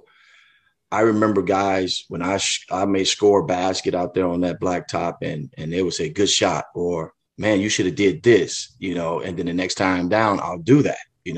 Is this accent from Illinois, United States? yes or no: yes; Chicago, Illinois, United States; a lot of kids don't have that opportunity that I had growing up in the Chicago area playing on that blacktop.